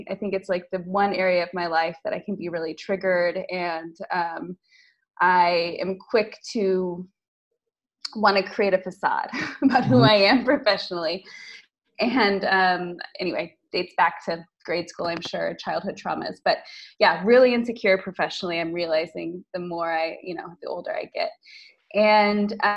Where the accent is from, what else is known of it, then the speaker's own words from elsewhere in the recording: United States; moved away as an adult; now in Lisbon, Portugal; I'm American, living in Lisbon for the last 7 years